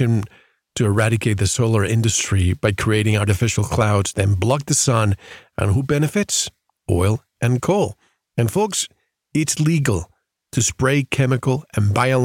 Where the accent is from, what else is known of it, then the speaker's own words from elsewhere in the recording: Puerto Rico; moved away; growing up in Puerto Rico